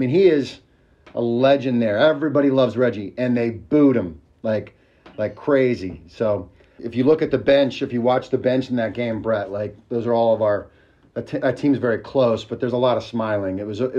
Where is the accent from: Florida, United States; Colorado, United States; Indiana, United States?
Indiana, United States; now in Princeton, United States; I'm from Indiana